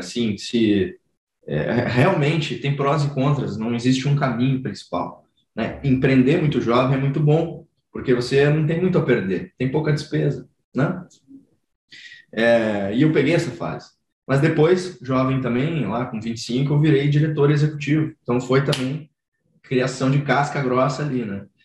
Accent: Rio Grande do Sul, Brazil; now in São Paulo, Brazil; eu ia para o litoral lá do Rio Grande do Sul, sou gaúcho, né? Hoje eu moro em São Paulo.

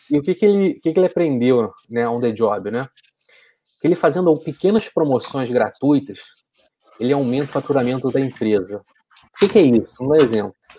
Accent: Niterói, Rio de Janeiro, Brazil; Eu sou de Niterói

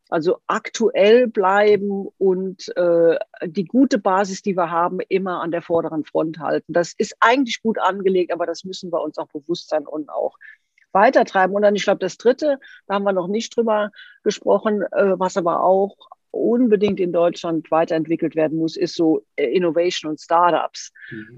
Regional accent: Switzerland; Bei uns in der Schweiz

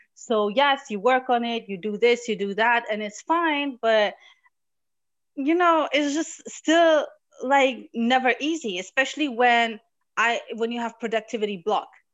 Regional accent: Morocco; born or raised there; now in Germany

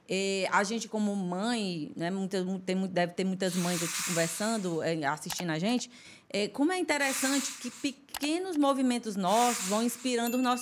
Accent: Esperantina, Piauí, Brazil; É, eu sou de Esperantina, né? Tudo começou em Esperantina.

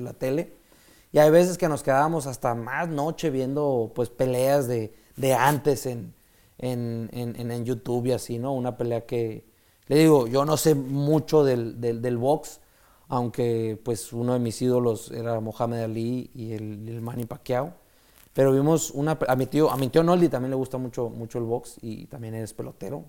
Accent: Mexico; soy el único mexicano que ha ganado una Copa del Mundo en tiro con arco

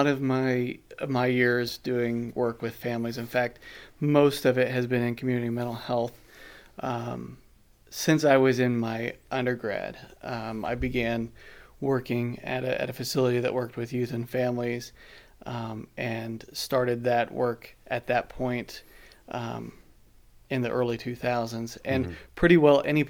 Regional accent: Kansas City, Kansas, United States; moved away as an adult; also born or lived in North Dakota; now in Arizona, United States; I grew up pretty well in Kansas City and spent my childhood there and went to college there

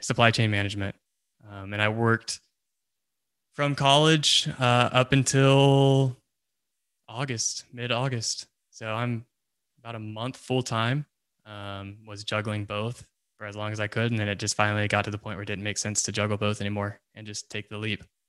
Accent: Texas, United States; I currently live in Texas, still live in Texas.

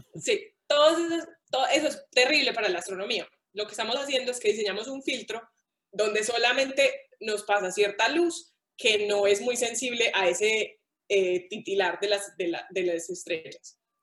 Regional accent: Paisa, Antioquia, Colombia; como buena paisa

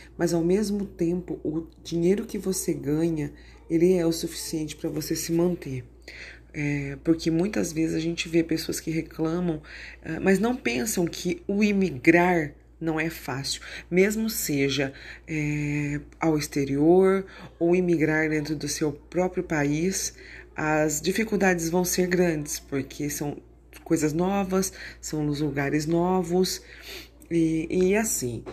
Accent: São Paulo, Brazil; moved away as an adult; now in Lucas do Rio Verde, Brazil; nós viemos para cá, nós somos paulistas, nós estamos aqui porque nós viemos atrás de oportunidades

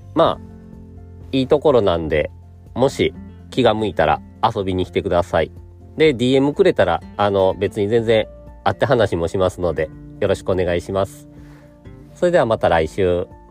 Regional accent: Kyoto, Japan; moved away as an adult; now in Shiga, Japan; 4歳から18歳まで京都で育ってるんですけど

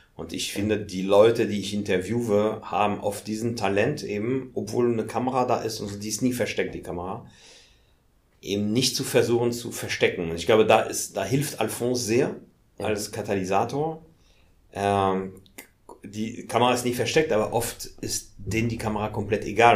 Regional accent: Paris, Île-de-France, France; German is a second language; also born or lived in Hamburg; now in Germany; ich bin in Paris geboren und komme tatsächlich aus Paris

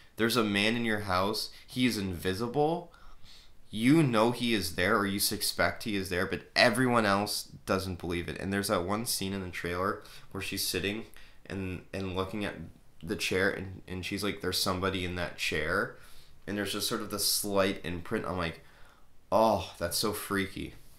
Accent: Canada; I'm Canadian

